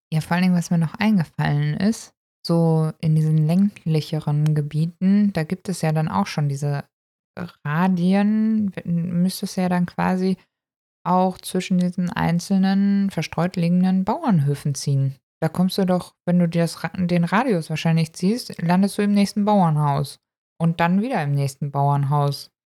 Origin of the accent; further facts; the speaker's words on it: Germany; wir kommen tatsächlich aus Deutschland